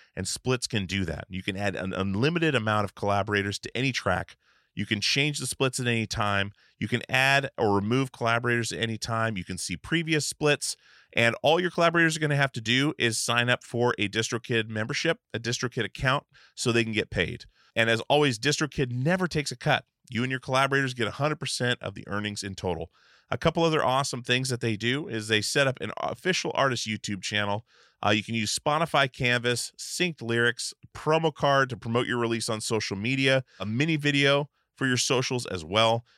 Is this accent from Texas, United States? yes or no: no; Alaska, United States; I grew up in Alaska, like with the the Portugal guys. Like we grew up on a I grew up on an island, moved up to the mainland when I was eleven